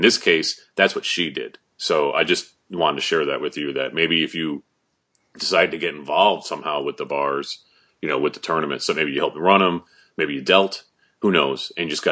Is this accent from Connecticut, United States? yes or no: yes; Wallingford, Connecticut, United States; My hometown. I grew up like a mile from there.